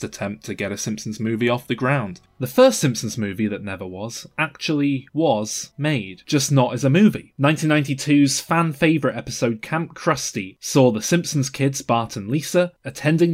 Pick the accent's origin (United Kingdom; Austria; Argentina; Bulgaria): United Kingdom; Manchester, North West England; from Manchester, England